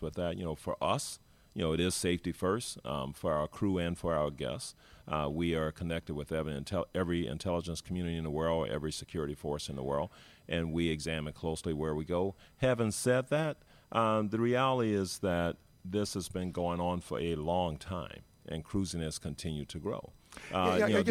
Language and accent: English; New Orleans, Louisiana, United States; now in Miami, United States; I grew up in New Orleans, Louisiana, United States